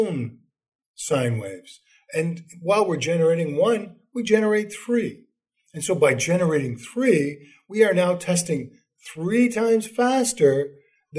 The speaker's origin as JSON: {"language": "English", "country": "Canada", "moved": "yes", "said": "I'm originally from Canada"}